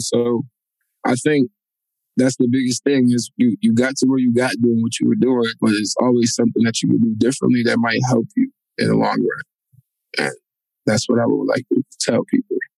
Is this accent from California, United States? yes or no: no; Waterbury, Connecticut, United States; I'm from Waterbury